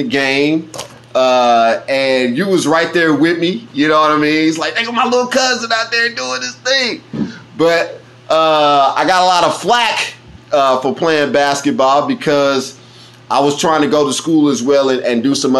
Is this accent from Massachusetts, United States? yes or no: no; Kansas City, Kansas, United States; growing up in Wyandotte County